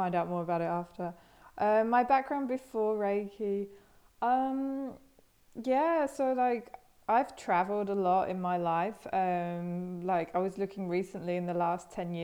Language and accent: English; England, United Kingdom; moved away as an adult; also born or lived in Australia; now in Berlin, Germany; I grew up in England, originally from England, but I haven't lived there for 9 years.